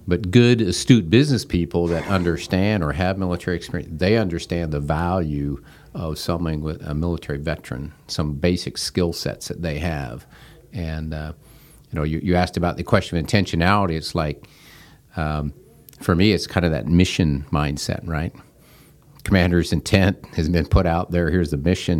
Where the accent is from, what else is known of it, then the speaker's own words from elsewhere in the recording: Seattle, Washington, United States; now in Wilmington, United States; I grew up out in the Seattle, Washington area